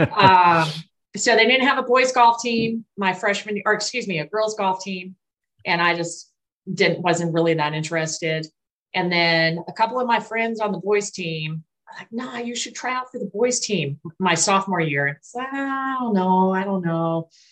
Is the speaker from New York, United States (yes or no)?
no; Colorado, United States; born or raised there; now in Texas, United States